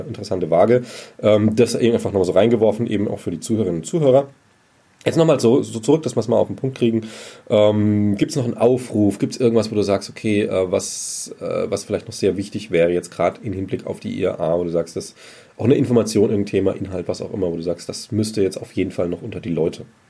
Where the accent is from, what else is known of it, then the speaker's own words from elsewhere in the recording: Germany; wir das auch als Deutsche schon kennen